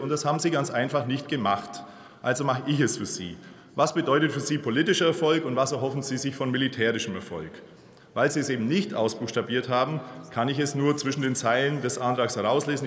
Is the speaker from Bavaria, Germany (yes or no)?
yes; Bavaria, Germany; ich komme aus Bayern.